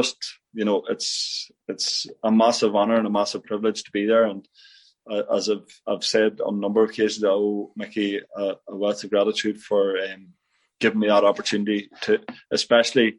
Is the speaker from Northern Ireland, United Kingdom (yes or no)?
yes; Tyrone, Northern Ireland, United Kingdom; I'm from Tyrone